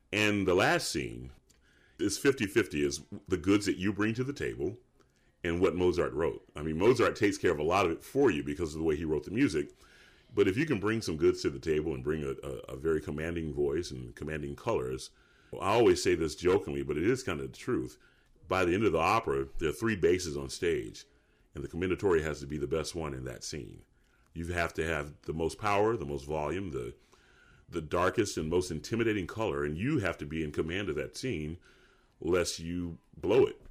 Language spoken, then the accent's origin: English; Atlanta, Georgia, United States; Atlanta, Georgia